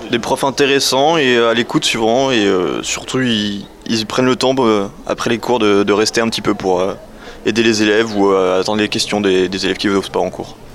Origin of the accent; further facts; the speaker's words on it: Southern Italy, Italy; French is a second language; now in France; je suis étudiant d'échange Erasmus, je viens de la Sud d'Italie. J'étudie la psychologie ici.